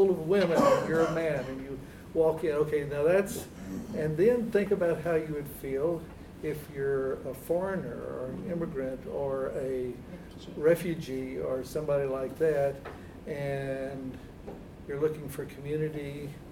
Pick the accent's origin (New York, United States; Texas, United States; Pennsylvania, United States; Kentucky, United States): Texas, United States; moved away as an adult; also born or lived in Germany; when I was a boy growing up in Texas